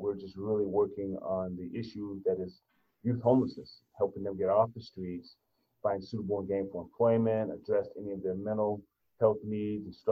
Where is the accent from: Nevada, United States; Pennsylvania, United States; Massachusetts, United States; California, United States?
Nevada, United States; Las Vegas; moved away as an adult; now in Reno, United States; born and raised in Vegas, native Nevadan. I came up to Reno back in the late 80s to get my undergrad